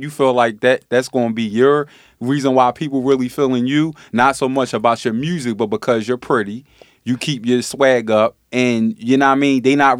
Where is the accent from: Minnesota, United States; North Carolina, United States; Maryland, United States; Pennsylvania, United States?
Pennsylvania, United States; Philadelphia; Yeah, I'm from South Philly.